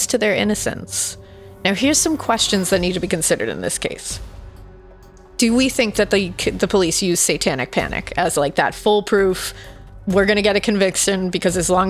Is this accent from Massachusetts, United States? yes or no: yes; Massachusetts, United States; We're from Massachusetts.